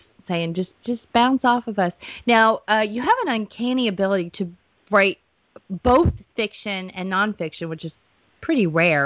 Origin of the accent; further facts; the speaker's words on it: Georgia, United States; I grew up in Georgia